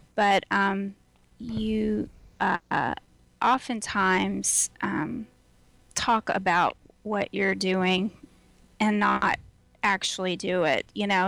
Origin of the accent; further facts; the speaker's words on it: Houston, Texas, United States; now in Austin, United States; I am very Texan, and I uh, grew up in Houston